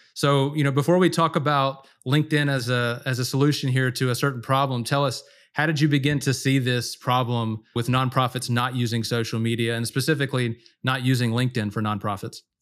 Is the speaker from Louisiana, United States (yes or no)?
yes; Louisiana, United States; I grew up in Louisiana, duck hunting